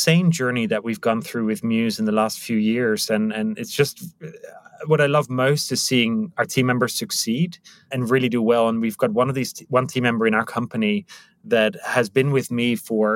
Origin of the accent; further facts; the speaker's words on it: Netherlands; moved away as an adult; now in Prague, Czech Republic; originally Dutch and I landed here 16 years ago